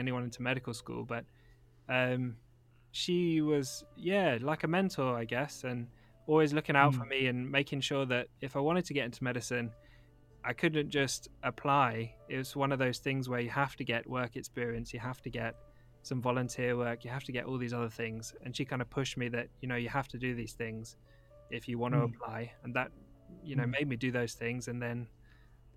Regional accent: London, United Kingdom; now in Manchester, United Kingdom; I still live in Manchester. But I grew up in London

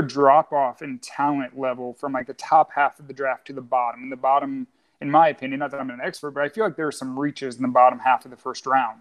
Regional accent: Ohio, United States; now in Louisville, United States; Born and raised in Ohio, huge Ohio State sports fan

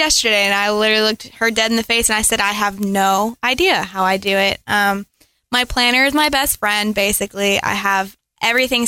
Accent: Frankfort, Kentucky, United States; I am from Frankfort, Kentucky

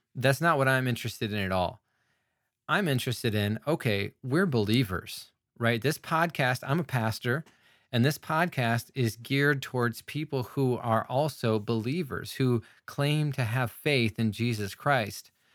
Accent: United States; I'm an American

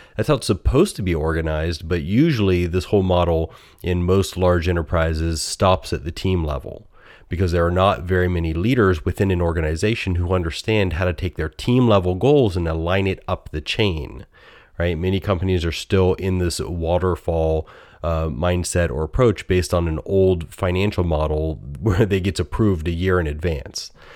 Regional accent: United States; accent: American; my most American accent

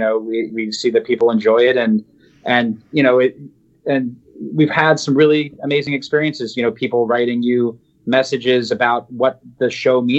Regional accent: New Jersey, United States; we're guys from New Jersey

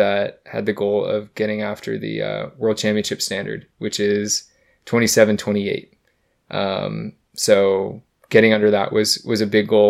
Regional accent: United States; as an American

